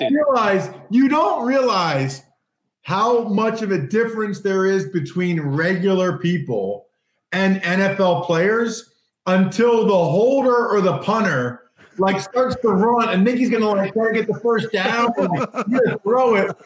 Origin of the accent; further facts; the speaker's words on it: United States; the Eagles, my hometown team.